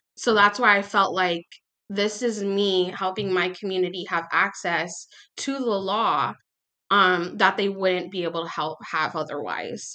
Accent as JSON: {"language": "English", "town": "Palmdale", "region": "California", "country": "United States", "tie": "born or raised there", "also_born_or_lived": "Los Angeles area", "lives_now": "Los Angeles, United States", "said": "I'm from California. I was born and raised here. Uh, I'm actually from like a small town a little bit outside of Los Angeles called Palmdale."}